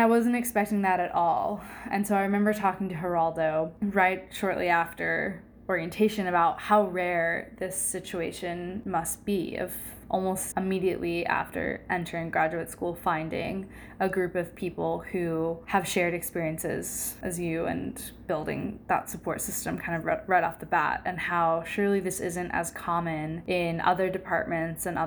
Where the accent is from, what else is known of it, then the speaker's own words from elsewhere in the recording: St. Francisville, Louisiana, United States; moved away as an adult; also born or lived in Memphis, Tennessee; now in Ann Arbor, United States; I am from St. Francisville, Louisiana